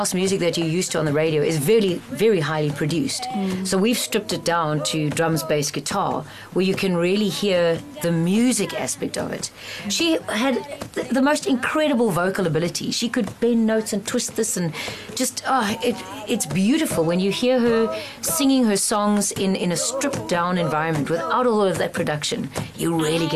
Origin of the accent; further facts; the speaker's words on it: East London, Eastern Cape, South Africa; also born or lived in Johannesburg; we grew up in East London at the same time